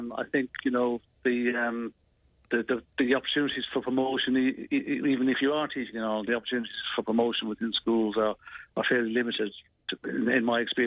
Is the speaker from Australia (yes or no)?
no; County Tipperary, Munster, Ireland; accent: Irish; moved away as an adult; now in Manchester, United Kingdom; I'm from Kerry, County Tipperary originally, but I've been over here now for nearly 35 years